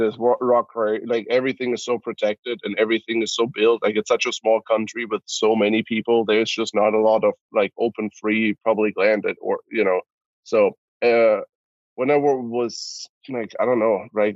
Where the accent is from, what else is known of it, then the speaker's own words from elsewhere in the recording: Cologne, North Rhine-Westphalia, Germany; moved away; I'm born and raised in Cologne, Germany